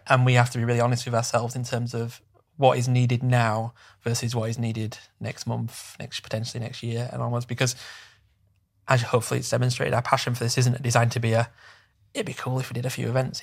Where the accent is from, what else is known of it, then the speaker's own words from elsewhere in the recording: Bradford, Yorkshire and the Humber, United Kingdom; I come from a very working class background, and, and in a smaller town, I'm from Bradford